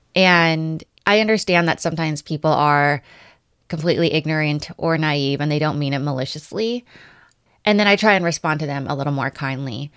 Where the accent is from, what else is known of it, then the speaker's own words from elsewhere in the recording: Los Angeles, California, United States; when I say L